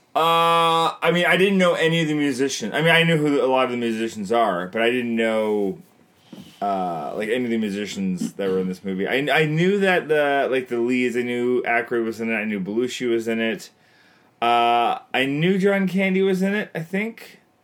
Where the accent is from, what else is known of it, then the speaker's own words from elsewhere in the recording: Canada; I'm Canadian filmmaker